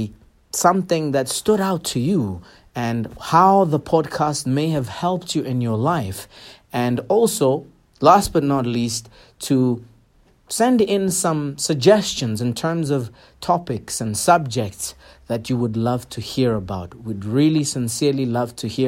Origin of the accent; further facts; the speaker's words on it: Pretoria, Gauteng, South Africa; I was born and raised in Attridgeville, Pretoria